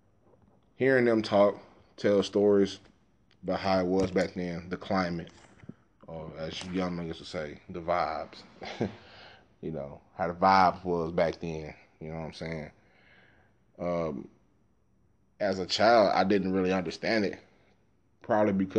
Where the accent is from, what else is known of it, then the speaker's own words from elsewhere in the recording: Dallas, Texas, United States; moved away; I grew up in South Dallas